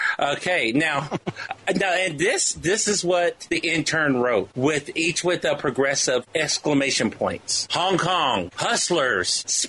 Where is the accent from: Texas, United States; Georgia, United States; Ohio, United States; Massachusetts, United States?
Ohio, United States; Cleveland; Would it help if I told him I was from Cleveland?